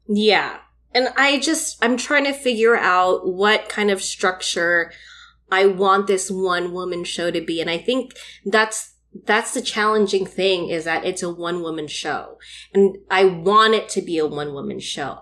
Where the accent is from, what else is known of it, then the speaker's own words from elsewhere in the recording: Philippines; as a Filipino woman